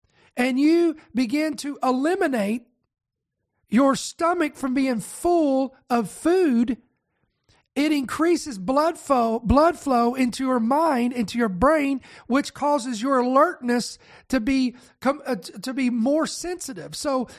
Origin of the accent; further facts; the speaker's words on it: United States; I am American